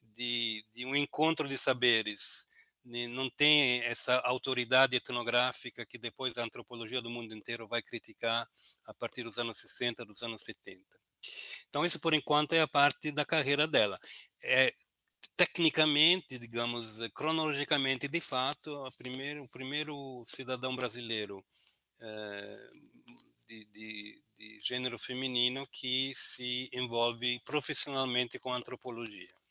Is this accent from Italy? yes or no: yes; Italy; now in Brazil; eu, como sou italiano